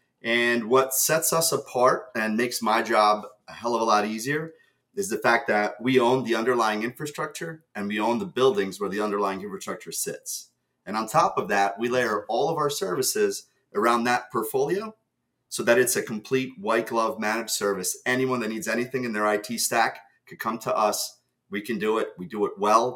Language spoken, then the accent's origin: English; New Jersey, United States; English is a second language; also born or lived in Ukraine; I moved here to America from Ukraine when I was 7